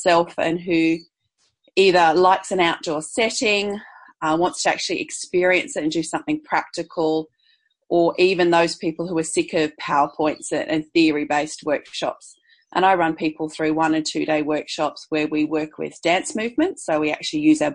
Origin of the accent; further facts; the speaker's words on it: Perth, Western Australia, Australia; moved away; also born or lived in Brisbane; I grew up initially in Perth on the beach